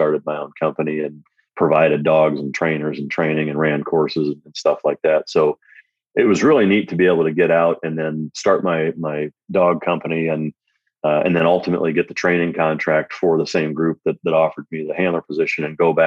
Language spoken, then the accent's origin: English; Iowa, United States; growing up in Iowa around a lot of duck hunting, bird dog guys